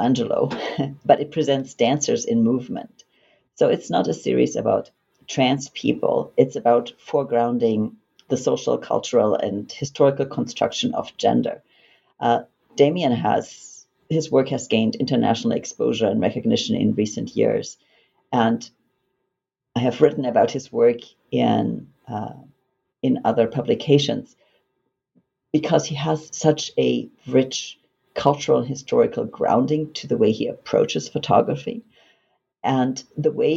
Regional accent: Germany; English is a second language; moved away as an adult; also born or lived in United States / Vancouver Island, Canada; now in Canada; Originally, I'm from Germany. And after I completed high school, I went to the United States

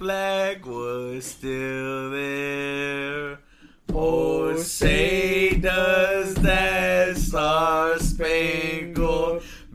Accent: United States; I'm American.

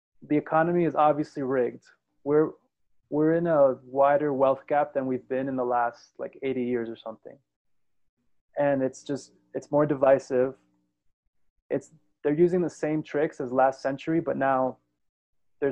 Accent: New York, United States; moved away; also born or lived in South Florida / San Francisco; I was born in New York, grew up in New York and in South Florida

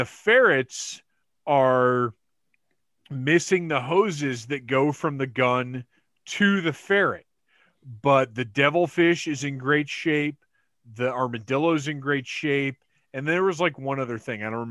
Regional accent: Georgia, United States; also born or lived in North Carolina; I was born in North Carolina, raised in Georgia.

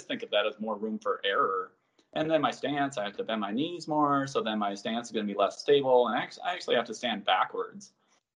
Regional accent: Minnesota, United States; also born or lived in Colorado / Texas; now in Maryland, United States; growing up in Minnesota

